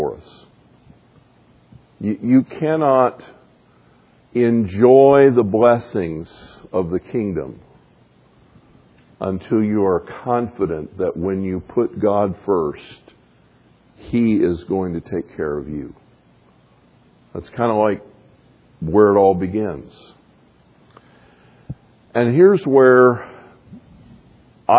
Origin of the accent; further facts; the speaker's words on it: the South, United States; I grew up a Baptist in the South